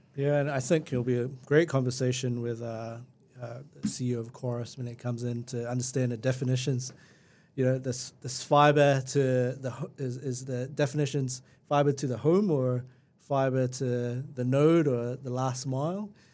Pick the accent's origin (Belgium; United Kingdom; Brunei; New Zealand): New Zealand; Christchurch, Canterbury; also born or lived in Lincoln, New Zealand; I'm, I'm from Christchurch and I lived rurally, rurally or semi-rurally in, uh, just out in Lincoln